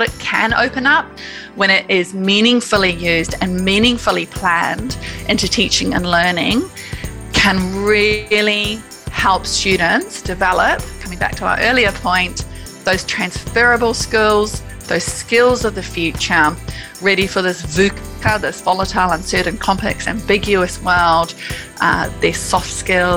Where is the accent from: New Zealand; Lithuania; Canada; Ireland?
New Zealand; I grew up in New Zealand, and I think that's had a very big impact on my sort of purpose and direction in life